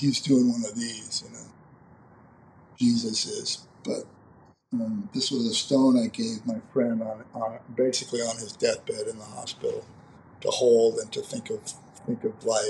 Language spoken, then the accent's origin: English; Phoenix, Arizona, United States; growing up in Phoenix, Arizona